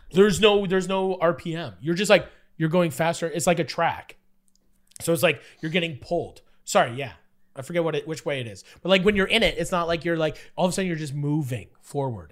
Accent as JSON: {"language": "English", "town": "Fort Erie", "region": "Ontario", "country": "Canada", "tie": "born or raised there", "also_born_or_lived": "Buffalo, New York", "said": "I grew up in Fort Erie, and so it's like buffalo wings is like our, that's our whole entire thing."}